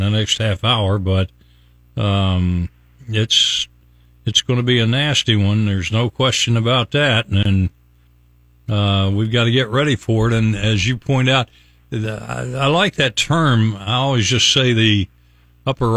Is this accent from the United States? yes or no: yes; Logan, West Virginia, United States; now in Tampa Bay, United States; From my hometown, little hometown of Logan, West Virginia